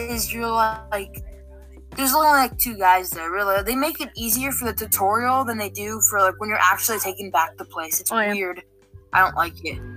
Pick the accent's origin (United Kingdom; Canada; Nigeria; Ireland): Canada; We're all Canadian here